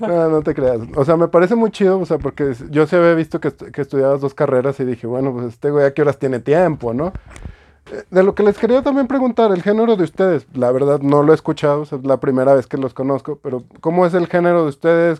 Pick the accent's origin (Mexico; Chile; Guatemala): Mexico; Fresnillo, Zacatecas; mi raza de Fresnillo